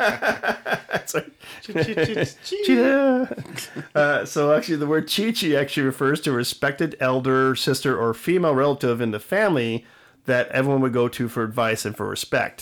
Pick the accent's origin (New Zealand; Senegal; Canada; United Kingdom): Canada; as a Canadian